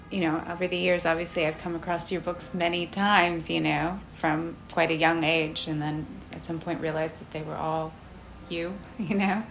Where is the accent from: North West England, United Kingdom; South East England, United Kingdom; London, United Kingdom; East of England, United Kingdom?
London, United Kingdom; moved away as an adult; now in New York, United States; I was born here, yeah. But I grew up in London